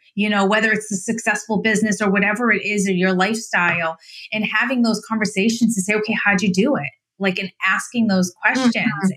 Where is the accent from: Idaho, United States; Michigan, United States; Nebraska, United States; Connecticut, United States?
Idaho, United States; moved away; also born or lived in Massachusetts; I grew up in Idaho